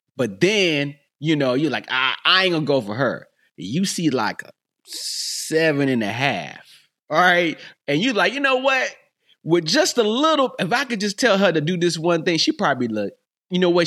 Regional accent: North Carolina, United States; I'm from North Carolina

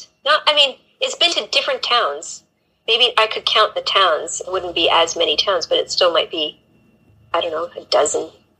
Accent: Canada; now in England, United Kingdom; I'm a Canadian living in England and Europe on an adventure. And that doesn't really tell you much, but I grew up in kind of small town and moved a lot.

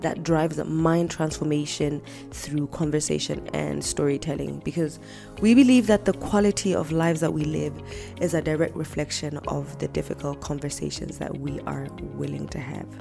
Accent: Lesotho; born and bred in Lesotho

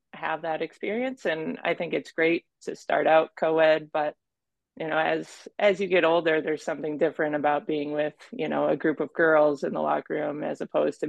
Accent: Minnesota, United States; I grew up in Minnesota

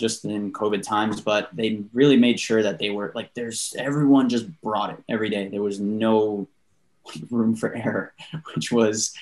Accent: New York City, New York, United States; Aside from not living in Long Island, I grew up in Queens

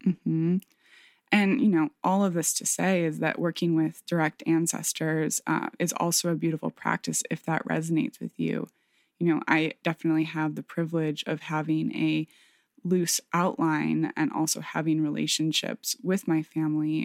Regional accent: Michigan, United States; moved away; my hometown in Michigan

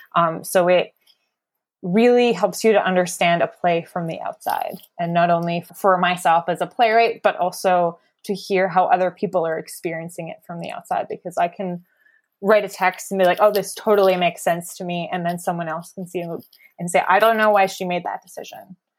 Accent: Cambridge, Ontario, Canada; moved away as an adult; also born or lived in Amsterdam; now in Winnipeg, Canada; I'm originally from Cambridge, which is about forty-five minutes outside of Toronto.

